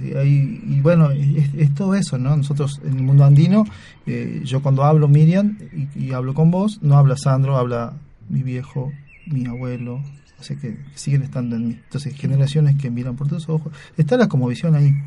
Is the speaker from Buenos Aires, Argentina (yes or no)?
no; Salta, Argentina; yo soy de oriundo de Salta